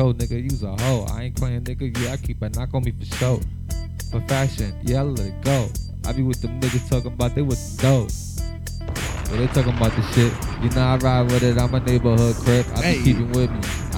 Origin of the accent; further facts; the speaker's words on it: West Coast, United States; I'm really from the West Coast